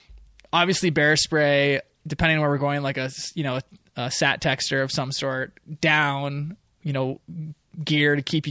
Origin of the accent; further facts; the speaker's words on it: north of San Francisco, Northern California, United States; moved away as an adult; also born or lived in Mendocino-Humboldt area, California; the Coast Range where I grew up in Northern California.